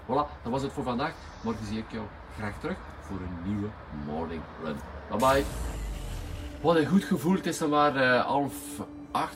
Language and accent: Dutch; West Flanders, Belgium; accent: West Flemish; al onze eerder West-Vlaams accent